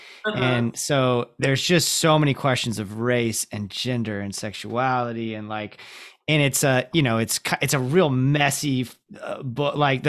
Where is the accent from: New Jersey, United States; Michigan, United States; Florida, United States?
Florida, United States; Ocala; I'm coming from Ocala, so the bar set pretty low, but like Jacksonville was the first place that I lived